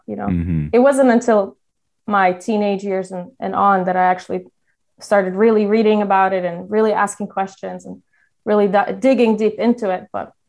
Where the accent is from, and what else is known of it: Donbas, Ukraine; born or raised there; moved away